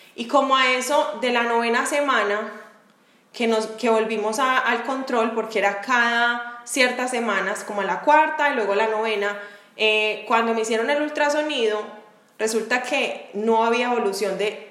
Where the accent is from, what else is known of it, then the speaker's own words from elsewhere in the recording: Medellín, Antioquia, Colombia; moved away as an adult; now in Jacksonville, United States; las dos somos de Medellín y yo estoy en Jacksonville, Florida.